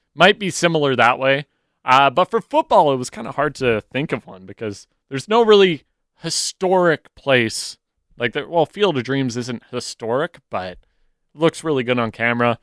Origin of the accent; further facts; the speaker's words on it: Chilliwack, British Columbia, Canada; I'm from Chilliwack